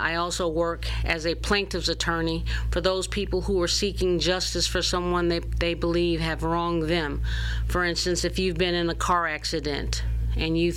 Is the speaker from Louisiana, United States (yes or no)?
yes; Baton Rouge, Louisiana, United States; I am a native of Baton Rouge and a product of our public school system